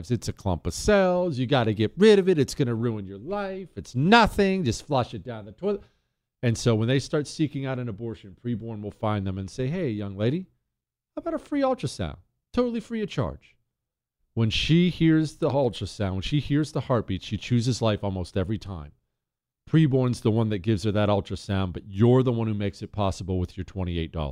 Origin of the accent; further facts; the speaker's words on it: Rust Belt, United States; And I know all kinds of these people because I grew up in the Rust Belt.